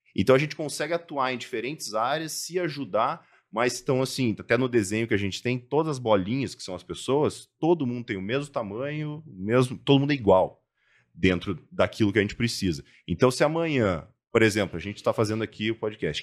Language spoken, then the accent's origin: Portuguese; Cascavel, Paraná, Brazil; moved away; also born or lived in Curitiba; eu sou natural do interior do Paraná, de Cascavel. É, saí de casa muito cedo, fui para Curitiba, fui para fora, morei em alguns lugares aí do mundo.